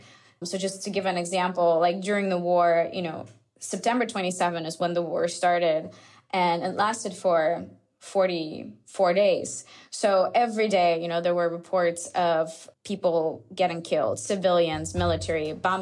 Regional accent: Azerbaijan; now in Turkey; I am originally from Azerbaijan. I've been based in Turkey since 2010.

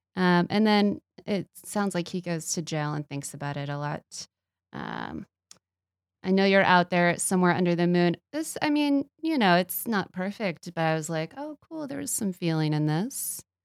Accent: Texas, United States; I'm from Texas

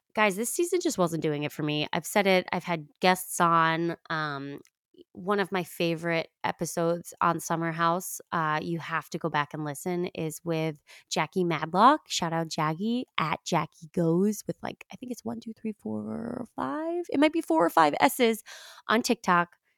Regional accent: New York, United States; I'm from New York.

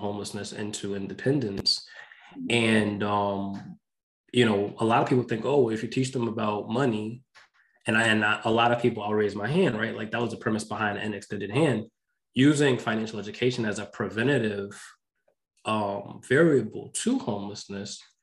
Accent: New York, United States; I grew up in New York.

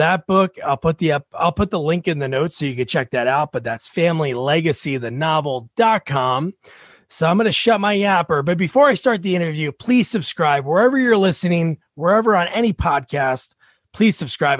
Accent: South Plainfield, New Jersey, United States; also born or lived in Oregon; I'm from like more central Jersey.

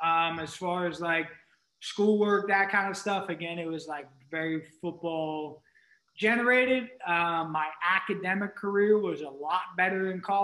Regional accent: Western Pennsylvania, United States; moved away as an adult; now in Florida, United States; when you're growing up in Western PA.

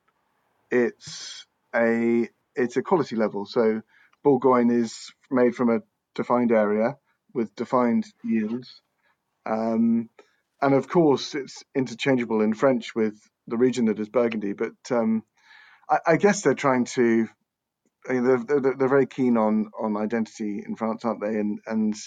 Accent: England, United Kingdom; I'm English

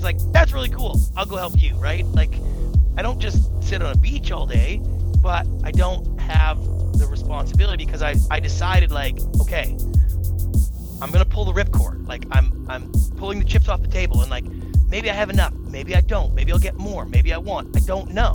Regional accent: Victoria, British Columbia, Canada; moved away as an adult; also born or lived in Los Angeles; I grew up in Victoria, British Columbia, Canada

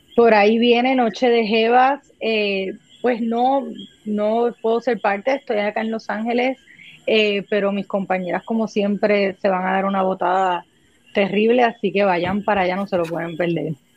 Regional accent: Puerto Rico; soy una actriz puertorriqueña, llevo haciendo eh, teatro y cine en Puerto Rico muchos años

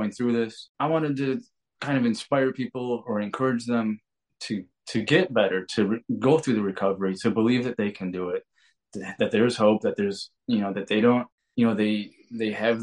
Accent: Detroit, Michigan, United States; I'm from Michigan, Detroit area

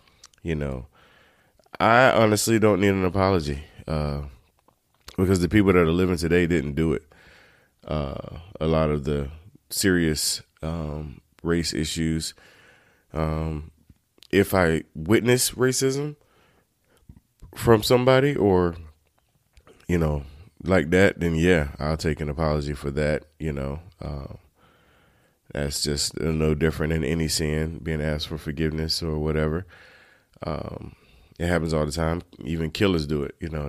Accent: Turkey, North Carolina, United States; I grew up in Turkey, North Carolina, those that don't know.

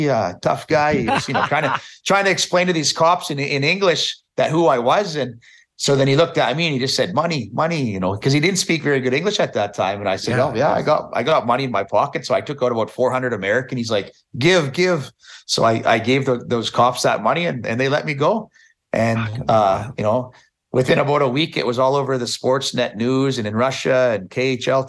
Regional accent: Meadow Lake, Saskatchewan, Canada; the senior team in Meadow Lake, we have, you know, seniors really big in my hometown.

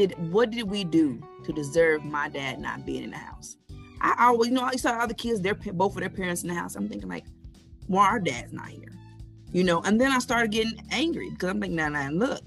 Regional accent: Enid, Oklahoma, United States; I'm from Enid, Oklahoma

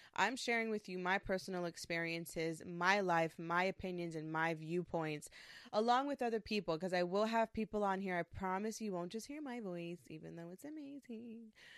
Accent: New York, United States; I am from New York. I'm a Puerto Rican woman.

